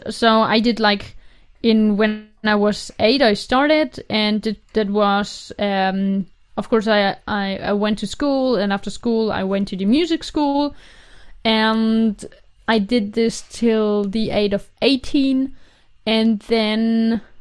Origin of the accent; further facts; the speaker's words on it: Carinthia, Austria; In Carinthia. It's like mm. the very south part of Austria and it's near to the Italian border. So mm. in 30 minutes, I'm in Italy. Mm. And it's a very small village with, I think, 2,500 people